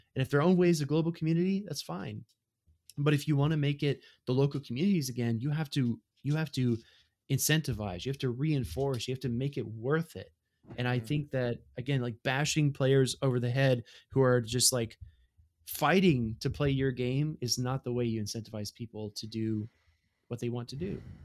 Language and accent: English; Mississippi, United States; moved away; also born or lived in Tampa, Florida; I first moved to Tampa, Florida, right, I come from Mississippi